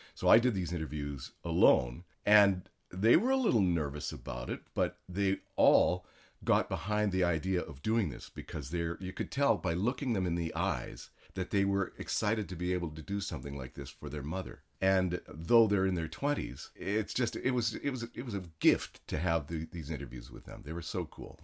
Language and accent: English; Canada; now in United States; I was born in Canada